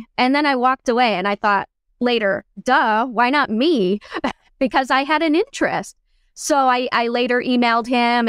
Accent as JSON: {"language": "English", "town": "Detroit", "region": "Michigan", "country": "United States", "tie": "born or raised there", "moved": "as an adult", "lives_now": "Seattle, United States", "said": "I grew up in the Detroit, Michigan area, went to school, PA school in Detroit, and I've lived all over the country with my wife."}